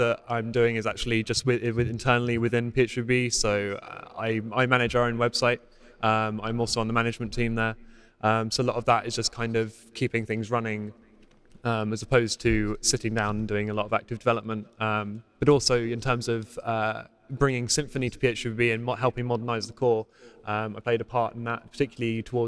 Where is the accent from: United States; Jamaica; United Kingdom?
United Kingdom; accent: British; I live in quite a posh area of the United Kingdom